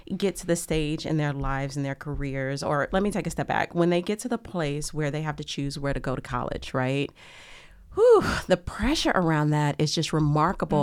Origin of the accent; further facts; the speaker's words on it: Lake Charles, Louisiana, United States; where I grew up in Louisiana